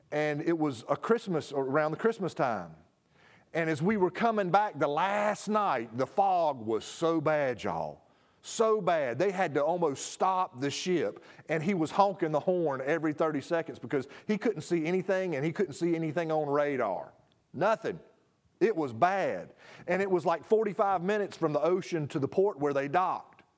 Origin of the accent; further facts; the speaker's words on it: United States; I am as American